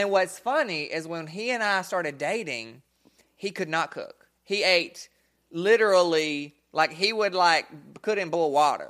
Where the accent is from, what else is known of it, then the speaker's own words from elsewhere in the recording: Bessemer, Alabama, United States; I'm white, but I grew up in Bessemer